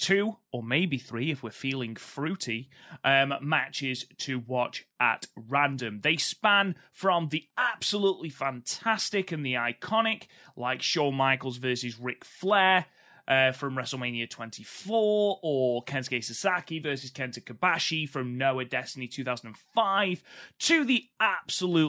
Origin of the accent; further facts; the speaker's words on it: Stoke-on-Trent, West Midlands, United Kingdom; I'm from Stoke